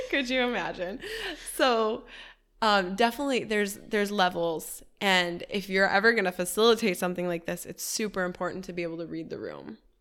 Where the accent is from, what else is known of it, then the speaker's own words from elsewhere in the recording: Detroit, Michigan, United States; now in Miami, United States; Detroit. That's my hometown.